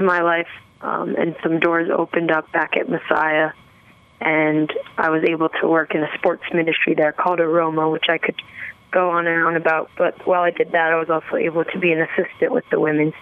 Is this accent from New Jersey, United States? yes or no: yes; New Jersey, United States; I grew up in New Jersey